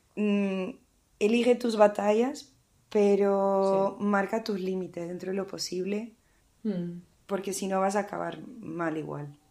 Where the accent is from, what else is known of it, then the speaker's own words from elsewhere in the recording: Portugal; moved away; yo soy de Portugal